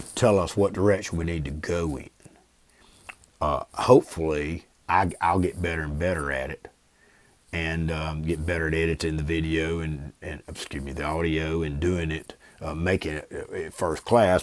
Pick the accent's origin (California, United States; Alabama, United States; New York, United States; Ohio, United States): Alabama, United States; Brewton; growing up in Bruton to playing football at T R Miller in the seventies